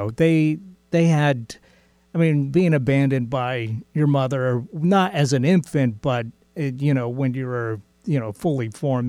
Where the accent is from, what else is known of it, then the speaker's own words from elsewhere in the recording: California, United States; also born or lived in Nevada; I grew up mostly in California.